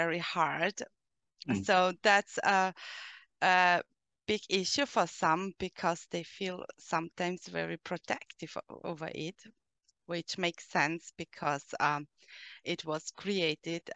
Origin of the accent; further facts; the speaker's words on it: Austria; English is a second language; I'm from Austria